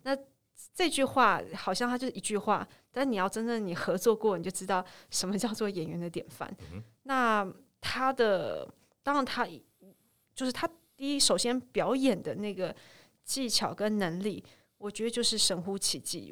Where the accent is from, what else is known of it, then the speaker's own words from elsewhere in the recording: Taipei, Taiwan; 因为我家刚好呢就在民生社区那一带